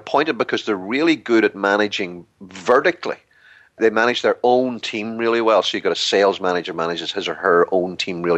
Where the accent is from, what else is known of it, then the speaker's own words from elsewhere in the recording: Ireland; glib Irishman